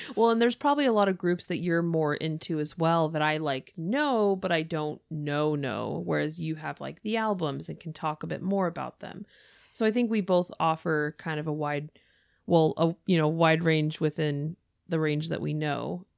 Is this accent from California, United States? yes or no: yes; California, United States; moved away as an adult; now in Northern Ireland, United Kingdom; I am from California, but currently living in Northern Ireland with my husband who is from here.